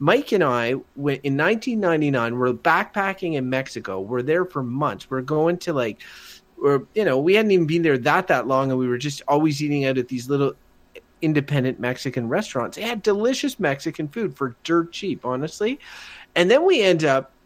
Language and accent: English; Wakefield, Quebec, Canada; I come from Wakefield, which is a small village